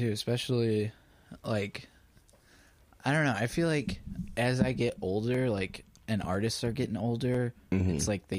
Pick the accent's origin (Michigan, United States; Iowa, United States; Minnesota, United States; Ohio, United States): Michigan, United States; Holland; I'm from Holland